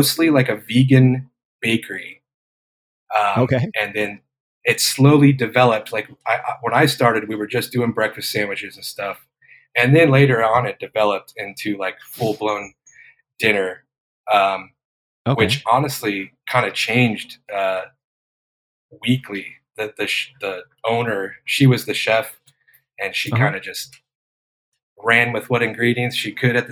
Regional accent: Yuma, Arizona, United States; moved away; also born or lived in Phoenix, Arizona / Chicago; I'm originally from Yuma, Arizona. But yeah, lived in Phoenix.

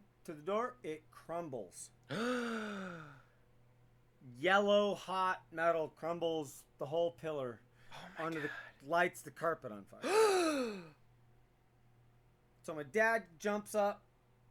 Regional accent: North Idaho, United States; I grew up way up in North Idaho, about a half hour from Canada.

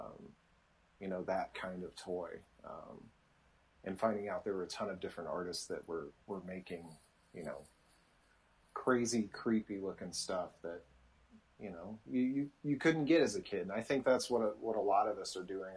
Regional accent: Nebraska, United States; I grew up in Nebraska, so as I wasn't a farm boy

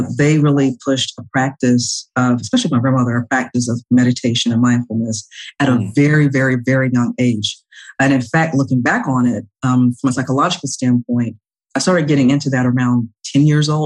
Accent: Atlanta, Georgia, United States; originally I'm from Atlanta, born and raised in Atlanta, Georgia, Southwest, call it SWAT, Southwest Atlanta Too Strong

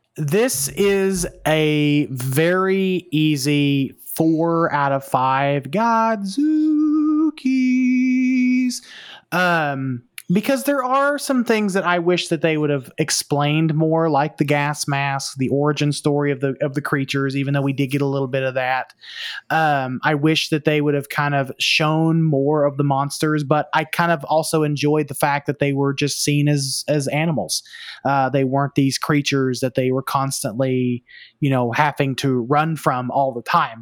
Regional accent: the South, United States; I am from the South, or I am Southern. I am not necessarily as South as Travis

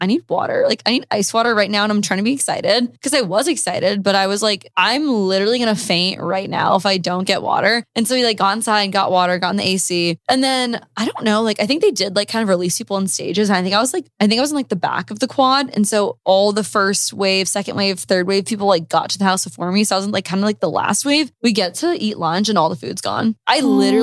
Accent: Omaha, Nebraska, United States; moved away as an adult; also born or lived in Columbia, Missouri; I grew up in Omaha, Nebraska

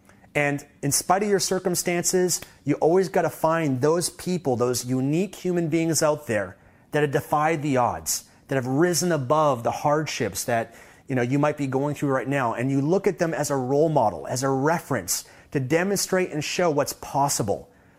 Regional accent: Canada; I don't take for granted the fact that I had a privilege of growing up in Canada

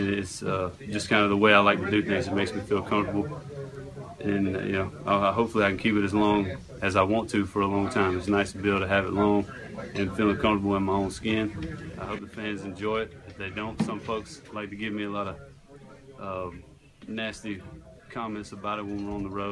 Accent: Alabama, United States; I grew up in Alabama, country boy

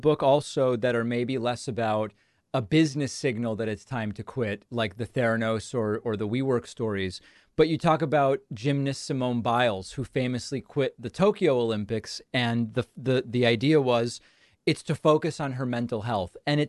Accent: Argentina; I'm from Argentina, and I thought there's some demand for this.

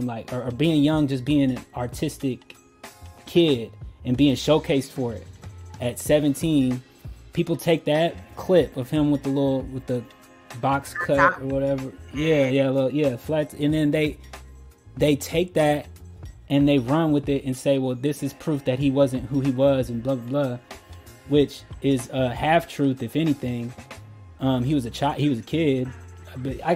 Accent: Louisville, Kentucky, United States; also born or lived in Colorado Springs, Colorado; I was born in Colorado Springs. I was raised here in Louisville. So this is home for me

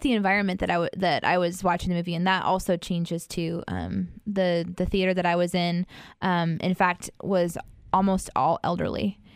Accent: Midwest, United States; I'm from the Midwest

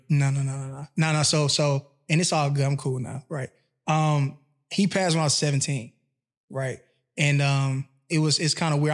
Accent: Atlanta, Georgia, United States; moved away as an adult; also born or lived in Mississippi; I've been in Atlanta since I was seven

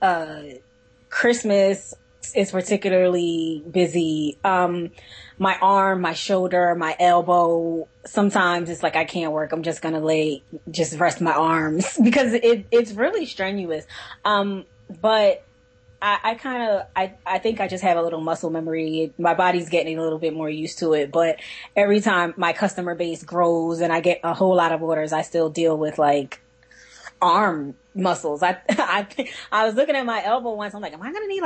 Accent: Philadelphia, Pennsylvania, United States; I'm from Philly

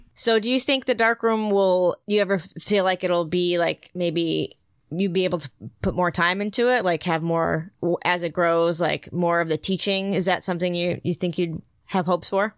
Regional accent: Connecticut, United States; moved away as an adult; my dad's a volunteer fireman in my hometown, and before I moved out here

